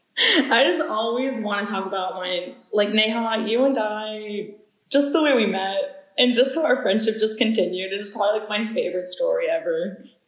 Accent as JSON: {"language": "English", "town": "Danville", "region": "Virginia", "country": "United States", "said": "I'm originally from Danville, Virginia, so that's already a small town."}